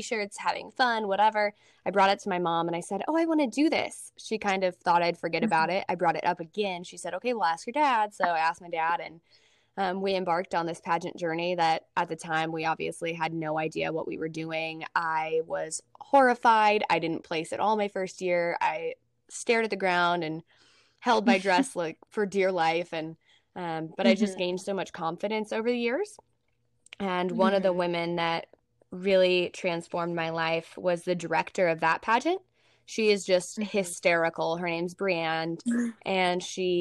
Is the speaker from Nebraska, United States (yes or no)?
yes; Nebraska, United States; moved away as an adult; also born or lived in Texas / Oklahoma City; I'm from Nebraska.